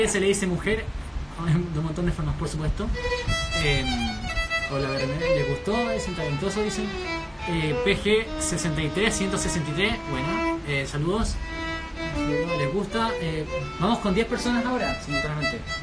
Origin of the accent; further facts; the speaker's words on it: Chile; somos chilenos